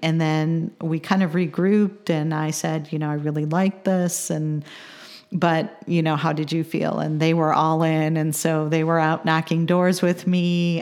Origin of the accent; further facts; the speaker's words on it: Chicago, Illinois, United States; now in Champaign, United States; I'm from the Chicagoland area, but I think I'm more of a transplant now 'cause I've been in, uh, Champaign for over twenty-five years